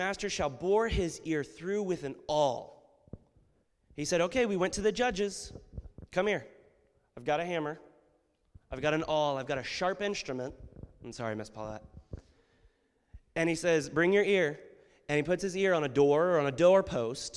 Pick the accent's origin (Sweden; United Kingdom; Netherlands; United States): United States; We as Americans